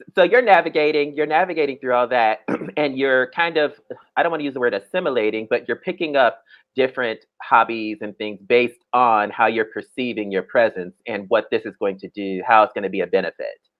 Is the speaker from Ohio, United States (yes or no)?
yes; Dayton, Ohio, United States; moved away as an adult; also born or lived in Atlanta; I'm from Ohio